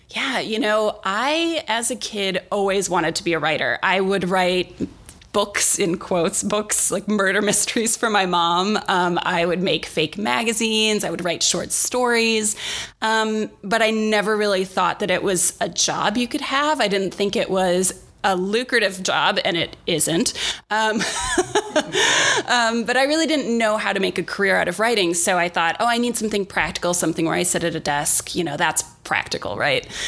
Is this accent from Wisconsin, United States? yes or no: yes; Milwaukee, Wisconsin, United States; moved away as an adult; now in Los Angeles, United States; I grew up in Milwaukee in a kind of rough neighborhood on the south side